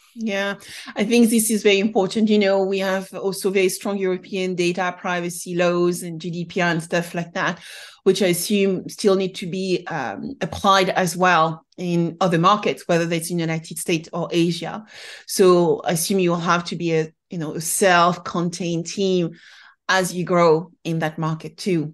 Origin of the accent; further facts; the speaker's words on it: France; being French myself